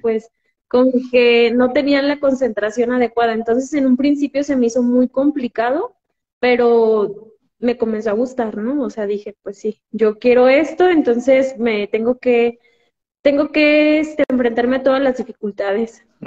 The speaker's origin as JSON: {"language": "Spanish", "area": "Ixtlahuacán de los Membrillos", "region": "Jalisco", "country": "Mexico", "said": "soy de Jalisco, de un pueblo que se llama Exclavocando de los Membrillos, está a una hora de, Guadalajara"}